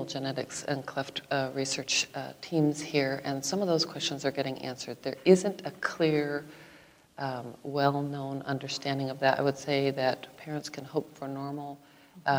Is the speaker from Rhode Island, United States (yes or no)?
no; Iowa, United States; I was born here in Iowa.